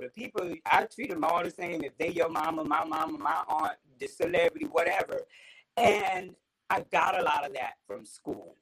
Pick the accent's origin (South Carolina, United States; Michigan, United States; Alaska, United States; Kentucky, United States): South Carolina, United States; Orangeburg; I'm from Orangeburg.